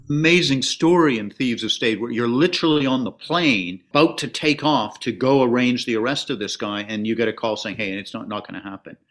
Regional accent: Canada; As a Canadian

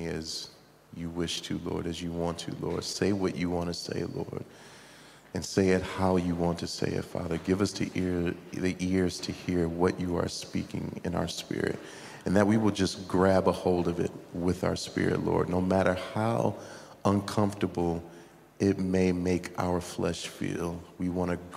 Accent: United States; me growing up in America

